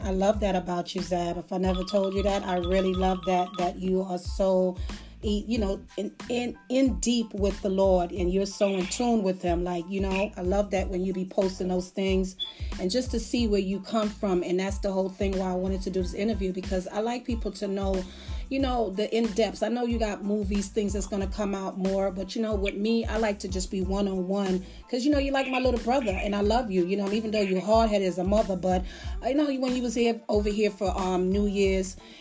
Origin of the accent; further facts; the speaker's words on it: Las Vegas, Nevada, United States; I grew up in Las Vegas